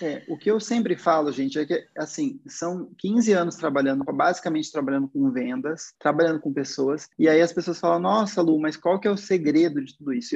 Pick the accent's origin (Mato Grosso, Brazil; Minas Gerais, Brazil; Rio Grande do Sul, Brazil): Mato Grosso, Brazil; Cuiabá; moved away as an adult; now in Curitiba, Brazil; eu nasci lá no Mato Grosso, né? Eu sou de Cuiabá e eu comecei a trabalhar na vida com shopping lá